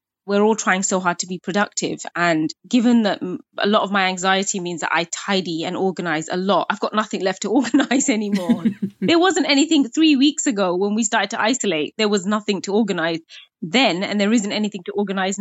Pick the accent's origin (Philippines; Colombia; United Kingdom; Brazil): United Kingdom; growing up as a British Bangladeshi Muslim woman